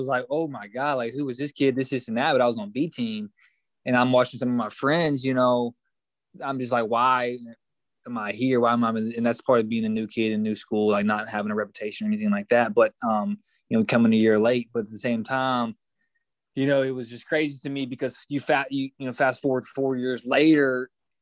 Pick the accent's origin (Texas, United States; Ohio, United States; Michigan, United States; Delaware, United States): Texas, United States; East; moved away; also born or lived in Forney, Texas; I'm from East Texas.